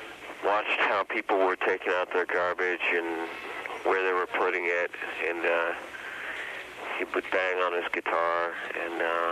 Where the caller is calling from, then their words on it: San Francisco, California, United States; I'm in San Francisco.